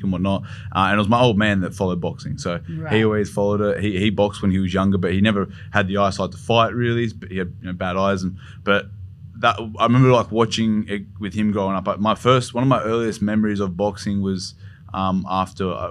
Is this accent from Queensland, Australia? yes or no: no; Blacktown, New South Wales, Australia; I'm born and raised in Blacktown.